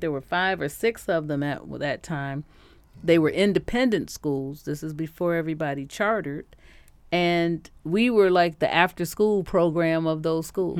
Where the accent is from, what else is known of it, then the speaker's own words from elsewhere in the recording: Detroit, Michigan, United States; I grew up here in Detroit with uh, a lot of people who could sing well